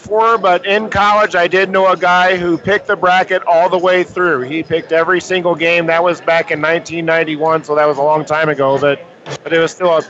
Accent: Washington, Missouri, United States; I'm from Washington, Missouri.

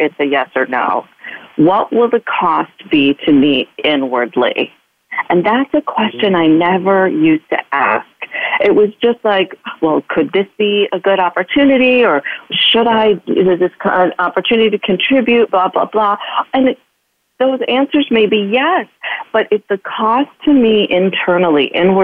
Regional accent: Midwest, United States; I'm a girl from the Midwest who is raised to be nice at all costs

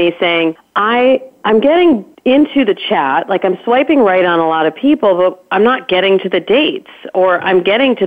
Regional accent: Midwest, United States; I grew up in the Midwest

